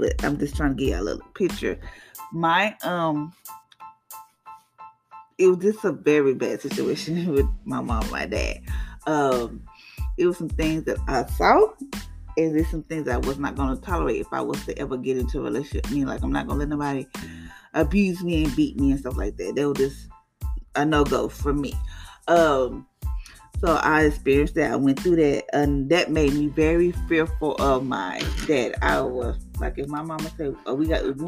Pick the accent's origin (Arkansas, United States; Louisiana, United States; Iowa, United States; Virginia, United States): Louisiana, United States; I'm from Louisiana